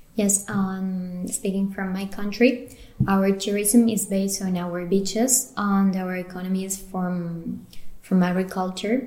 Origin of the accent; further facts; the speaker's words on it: Uruguay; I'm from Uruguay, a tiny but powerful country in South America